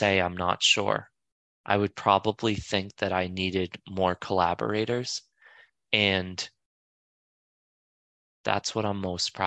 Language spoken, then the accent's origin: English; Boston, Massachusetts, United States; moved away as an adult; also born or lived in New York; I moved back from New York. I moved back to Boston to be closer to my family